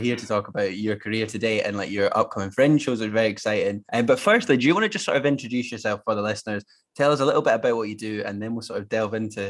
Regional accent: Scotland, United Kingdom; especially as a Scot, like, nationality is quite an important part of my identity

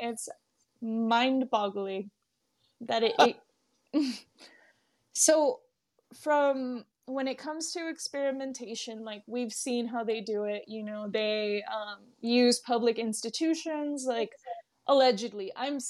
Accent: Texas, United States; also born or lived in Arizona; I absolutely love being born and raised because I've spent the most of my life in Texas. I grew up in Arizona too, like over the summers.

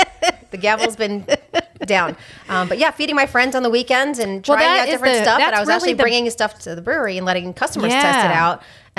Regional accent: New York, United States; moved away; I grew up in New York.

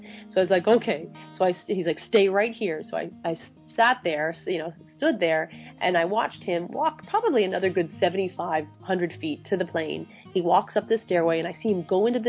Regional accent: New Hampshire, United States; I grew up in New Hampshire

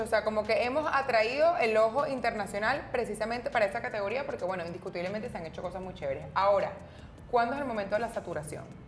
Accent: Venezuela; como latinoamericanas o como venezolanas

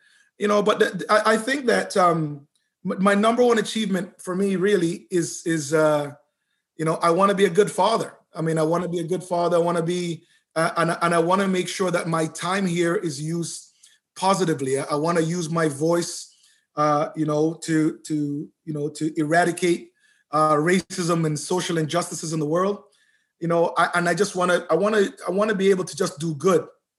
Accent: Canada; I love being Canadian, but I'm going to lay it down.

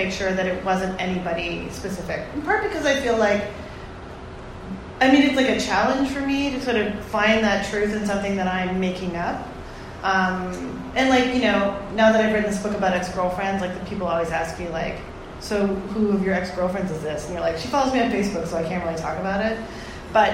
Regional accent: Toronto, Ontario, Canada; I grew up in Toronto

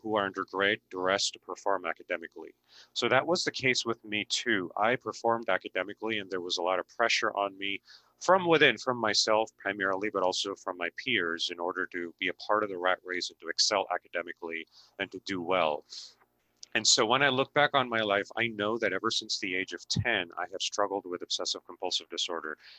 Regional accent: Mumbai, Maharashtra, India; moved away; I was born and raised in India, and I grew up in the city of busy city of Mumbai

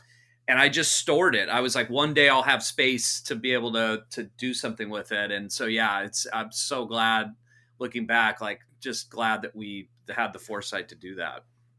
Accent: Santa Cruz, California, United States; also born or lived in Orange County / Los Angeles; I was born in the Bay Area. So part of our, born in Santa Cruz. So we were raised half Santa Cruz, half in Southern California. So in and around Orange County, LA.

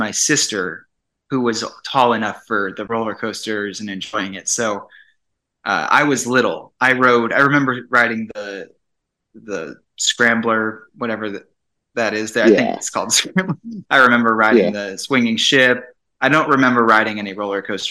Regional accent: Phoenix, Arizona, United States; I grew up in Phoenix

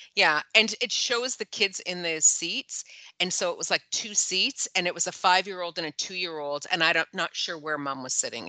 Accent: Toronto, Ontario, Canada; that's where I am from. Like yeah. that's where my house is yeah. is in Toronto proper

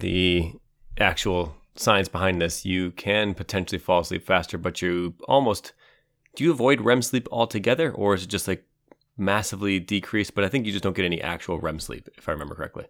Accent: Cleveland, Ohio, United States; Back in the tundra where I grew up in Cleveland

